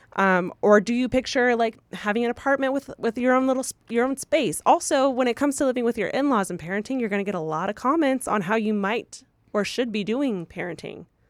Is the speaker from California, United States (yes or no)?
yes; Moreno Valley, California, United States; also from Moreno Valley